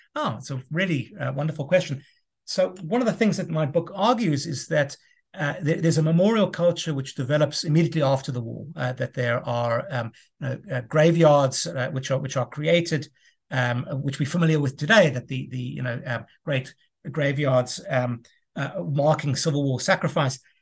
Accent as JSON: {"language": "English", "country": "South Africa", "also_born_or_lived": "United States", "moved": "as an adult", "said": "I'm originally from South Africa, returned to South Africa in, in twenty fifteen."}